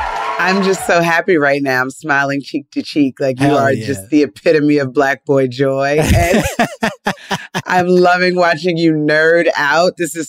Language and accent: English; New Jersey, United States; I grew up in New Jersey